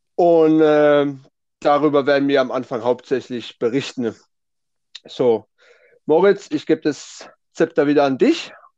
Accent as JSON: {"language": "German", "town": "Heidelberg", "region": "Baden-Württemberg", "country": "Germany", "said": "komme ich auch aus dem Raum Heidelberg."}